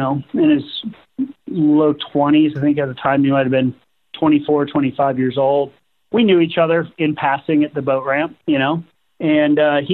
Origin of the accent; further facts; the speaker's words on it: Southwest Florida, United States; growing up in Southwest Florida, I kind of witnessed the decline in the health of our ecosystems here